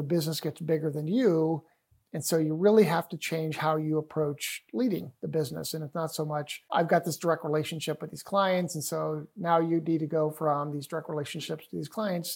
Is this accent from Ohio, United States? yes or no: yes; Cleveland, Ohio, United States; I'm from Cleveland, Ohio